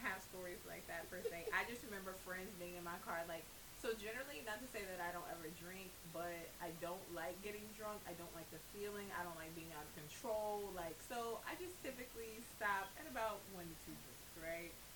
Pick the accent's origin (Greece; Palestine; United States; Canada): United States; me as an American